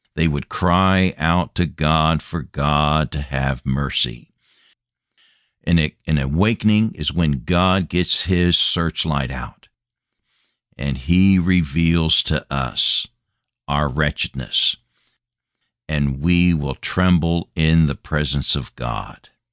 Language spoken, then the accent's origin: English; United States; moved away as an adult; Came back to my homeland after being a missionary for number of years and burdened for my home country, my home nation